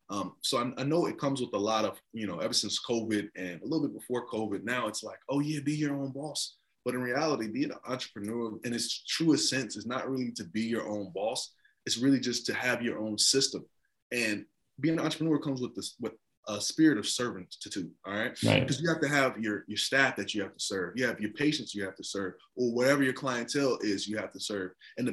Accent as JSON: {"language": "English", "country": "Nigeria", "said": "We have three main tribes, which is Igbo, Hausa, and Yoruba. I hail from the Igbo tribe, and all the tribes are very good at what they do."}